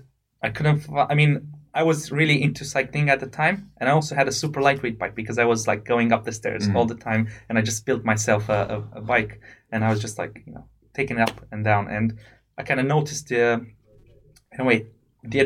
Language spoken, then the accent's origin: English; Romania; moved away as an adult; also born or lived in United Kingdom; I come from Romania